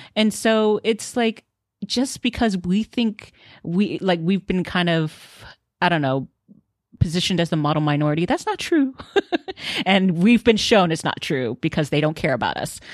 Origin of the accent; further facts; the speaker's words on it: Houston, Texas, United States; now in Los Angeles, United States; I grew up in Houston, Texas, and there are tons of Asians there